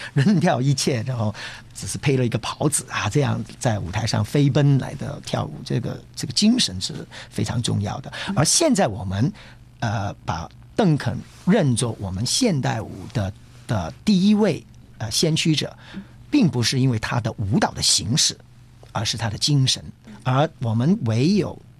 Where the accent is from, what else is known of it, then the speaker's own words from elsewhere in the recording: Hong Kong; 我是一个香港人